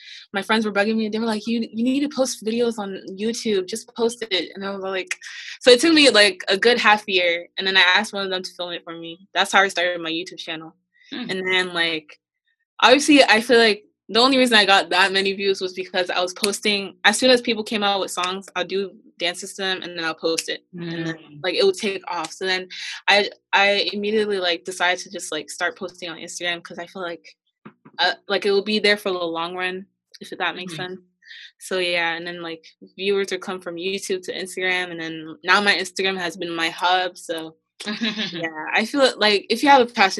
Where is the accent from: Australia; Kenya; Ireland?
Kenya; moved away; being Kenyan. Oh, fun fact, I'm Kenyan